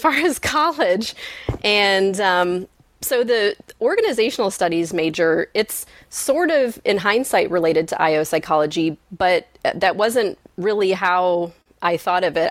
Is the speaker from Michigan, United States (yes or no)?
yes; Michigan, United States; I grew up in Michigan